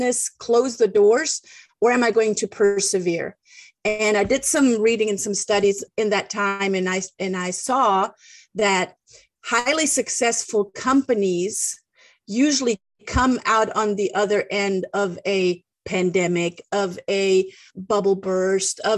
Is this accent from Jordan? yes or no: no; Germany; English is a second language; moved away as an adult; now in United States; I was born and raised in Germany and am now living the American dream.